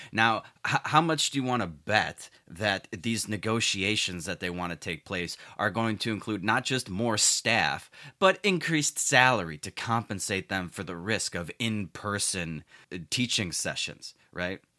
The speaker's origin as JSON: {"language": "English", "town": "Chicago", "region": "Illinois", "country": "United States", "tie": "born or raised there", "said": "my hometown shithole city of Chicago"}